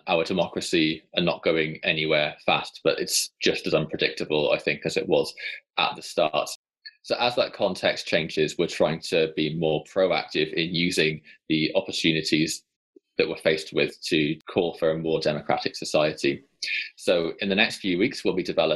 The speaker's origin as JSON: {"language": "English", "region": "Wales", "country": "United Kingdom", "said": "as a Welsh person"}